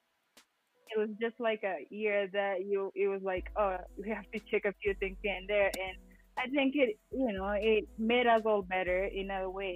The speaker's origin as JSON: {"language": "English", "town": "Eldoret", "region": "Uasin Gishu County", "country": "Kenya", "moved": "yes", "lives_now": "Flagstaff, United States", "said": "I am originally from Eldoret, Kenya, and I live here in Arizona, Flagstaff, Arizona"}